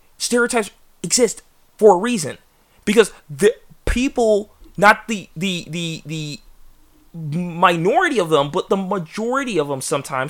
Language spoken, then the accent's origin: English; England, United Kingdom; It's not an offensive stereotype, but I'm English, and the whole T stereotype, it's true.